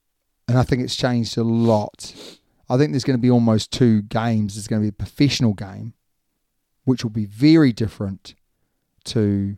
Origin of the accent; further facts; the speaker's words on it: New Zealand; I'm a Kiwi